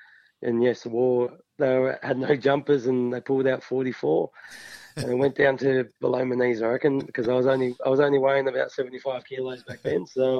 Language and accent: English; Epping, Victoria, Australia; also born or lived in Melbourne; I was born and bred in Epping. Epping's northern suburbs of Melbourne.